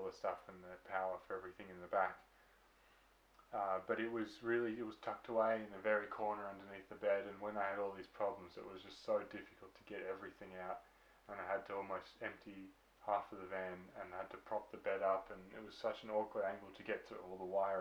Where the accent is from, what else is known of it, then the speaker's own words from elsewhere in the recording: Victoria, Australia; we're from Victoria, Australia.